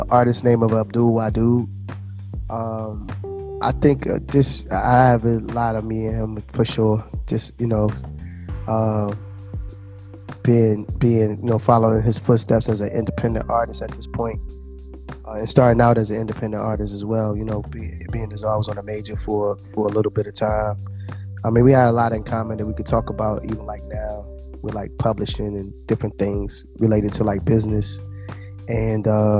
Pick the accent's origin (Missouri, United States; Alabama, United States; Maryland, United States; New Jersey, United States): New Jersey, United States; moved away; also born or lived in Washington, D.C.; I was born in New Jersey.